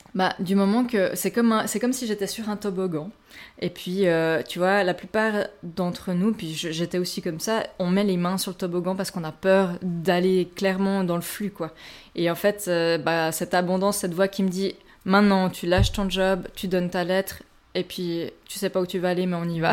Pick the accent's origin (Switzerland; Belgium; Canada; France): Switzerland; chez nous, en Suisse